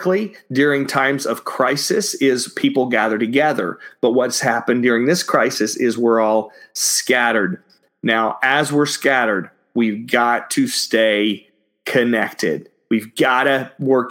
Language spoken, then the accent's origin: English; Dallas, Texas, United States; also born or lived in Austin, Texas; where I grew up in Dallas, you have all of these churches that had steeples on them